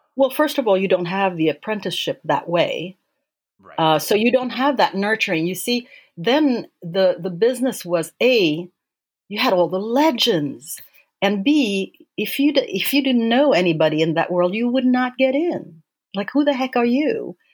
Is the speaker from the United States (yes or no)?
no; Sweden; moved away as an adult; also born or lived in Paris, France; I grew up in in Sweden um, and moved to Paris to work with him eventually